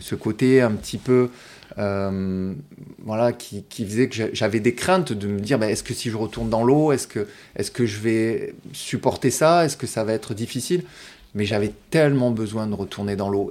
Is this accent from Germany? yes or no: no; Martigues, Provence-Alpes-Côte d'Azur, France; je suis né à Martigues. Oui. Donc, euh, voilà, j'ai grandi euh, ici, au bord de l'eau.